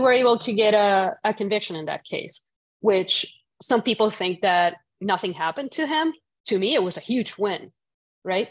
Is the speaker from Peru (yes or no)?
no; Puerto Rico; moved away; growing up in Puerto Rico